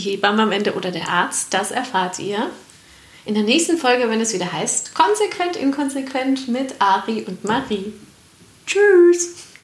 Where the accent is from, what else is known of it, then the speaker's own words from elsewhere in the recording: Franconia, Germany; ich bin hier in Franken aufgewachsen